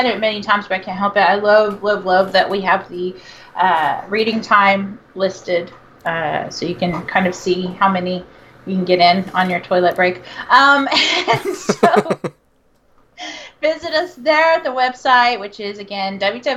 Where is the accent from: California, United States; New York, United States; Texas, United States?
Texas, United States; I am from Texas.